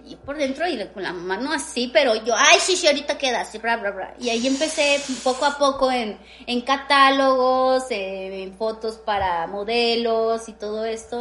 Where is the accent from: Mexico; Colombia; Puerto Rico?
Mexico; Mexico City; yo crecí en la Romero Rubio, en la Glorieta